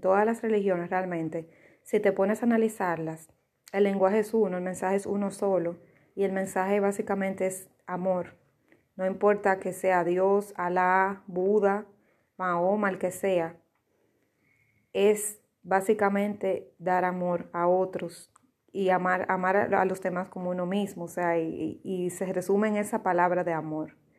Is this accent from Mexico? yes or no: no; Dominican Republic; yo soy dominicana